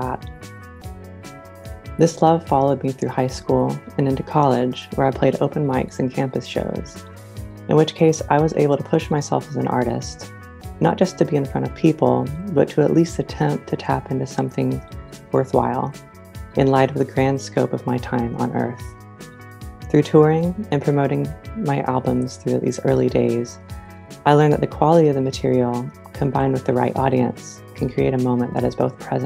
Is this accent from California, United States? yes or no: no; Smoky Mountains of East Tennessee, United States; now in Indianapolis, United States; I grew up in the Smoky Mountains of East Tennessee